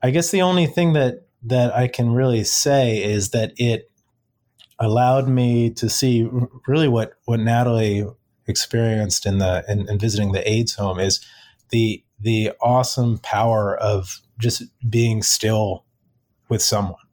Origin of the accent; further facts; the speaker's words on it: Silver Spring, Maryland, United States; I grew up, I'm local to the Washington, D.C. area, grew up in Silver Spring, Maryland